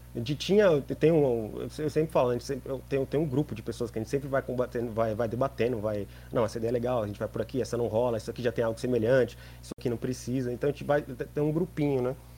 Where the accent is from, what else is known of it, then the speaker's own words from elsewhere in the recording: São Paulo, Brazil; a gente é de São Paulo, a gente vive numa cidade onde tem um bandeirantes